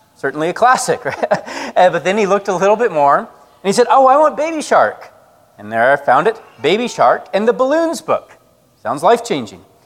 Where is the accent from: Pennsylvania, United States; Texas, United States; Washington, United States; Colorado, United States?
Colorado, United States; moved away; Where I grew up in Colorado, it was like a feature of every summer